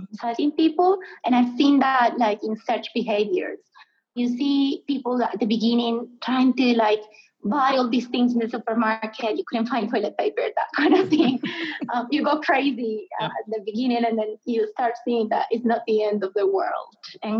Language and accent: English; Medellin, Antioquia, Colombia; Yes, I'm from Medellin, and Medellin has Nacional.